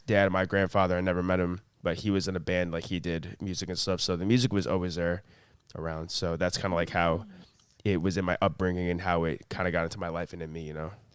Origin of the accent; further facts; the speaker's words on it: Long Island, New York, United States; also born or lived in Plainview, New York; born and raised in Long Island, moved around Long Island my whole life